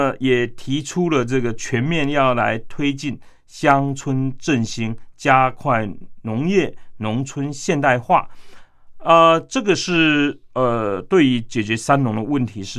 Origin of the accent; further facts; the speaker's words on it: Yunlin County, Taiwan; born there; 那可能我自己本身出进呃出生于台湾的云林农村的乡下嘛，